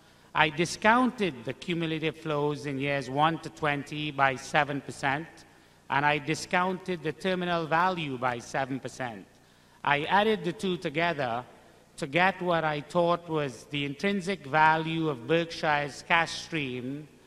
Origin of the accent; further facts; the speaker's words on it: Trinidad & Tobago; I'm from Trinidad in the West Indies.